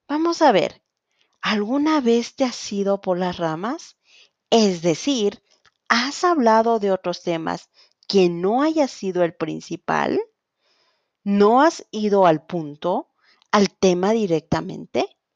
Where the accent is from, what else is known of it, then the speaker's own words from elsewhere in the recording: Quito, Pichincha, Ecuador; soy de Quito, Ecuador, profesora de español y coordinadora de Spansol School.